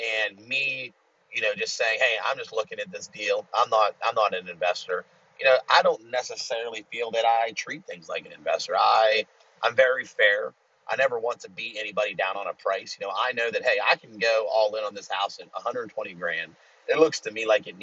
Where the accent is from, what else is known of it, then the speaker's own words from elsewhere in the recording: United States; I'm American